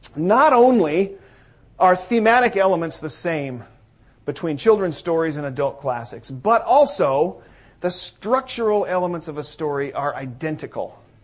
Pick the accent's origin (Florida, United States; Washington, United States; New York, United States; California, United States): Washington, United States; Northeast Washington State, United States; I am from Northeast Washington State, where the air is thinner and drier